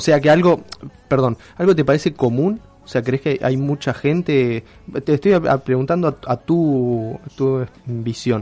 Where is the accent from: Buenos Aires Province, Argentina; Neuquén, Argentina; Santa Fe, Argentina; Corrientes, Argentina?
Neuquén, Argentina; a small town in; now in Rosario, Argentina; yo crecí en un pueblito en Neuquén, después fui a Neuquén Capital y después vine acá. Y después, ah, acá a Rosario